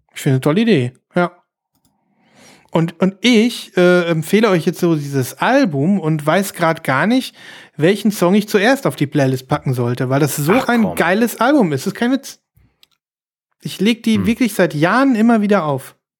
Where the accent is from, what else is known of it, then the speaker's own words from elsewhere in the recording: Germany; wir als deutsche